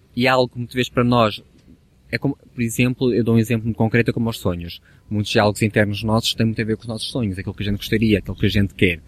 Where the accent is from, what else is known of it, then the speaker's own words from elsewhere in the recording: the North, Norte, Portugal; now in Lisbon, Portugal; mesmo no Norte, no, de onde eu sou natural